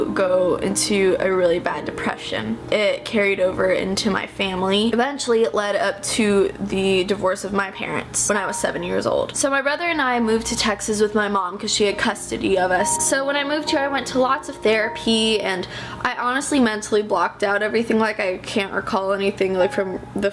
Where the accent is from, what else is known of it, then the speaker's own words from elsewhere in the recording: London, United Kingdom; I was born in London, England on March 5th, 1997.